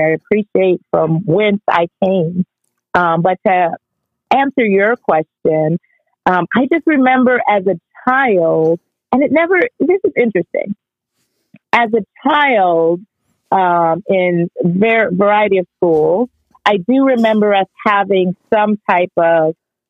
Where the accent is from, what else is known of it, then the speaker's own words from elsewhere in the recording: United States; born there; you know, I was Jamaican every day, although I was born in the United States.